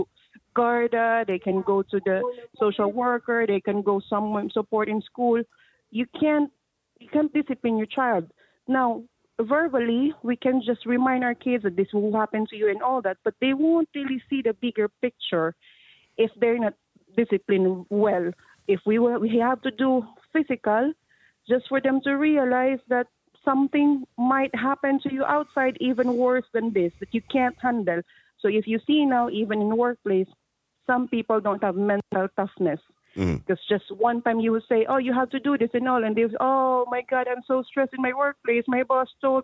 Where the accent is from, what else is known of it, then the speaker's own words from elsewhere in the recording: Philippines; moved away as an adult; now in Ireland; I'm not Irish, I'm Asian